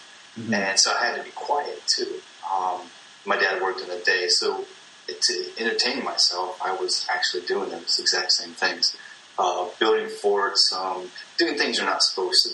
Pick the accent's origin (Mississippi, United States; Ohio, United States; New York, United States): Ohio, United States; Akron; I was born in Akron, Ohio. We grew up kind of close to between Akron and Cleveland